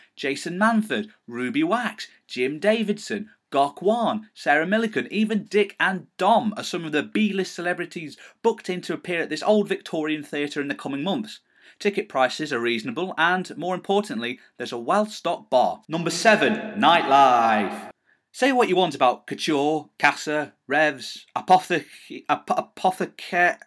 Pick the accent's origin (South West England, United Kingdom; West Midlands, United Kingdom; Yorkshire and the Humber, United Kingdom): West Midlands, United Kingdom; Stafford; I am proud to say I come from this town and I am proud to say that I come from Stafford